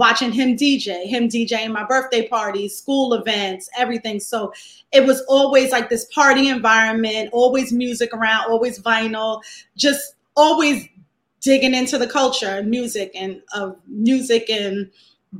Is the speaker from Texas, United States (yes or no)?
no; New York City, New York, United States; Born and raised in Fort Greene.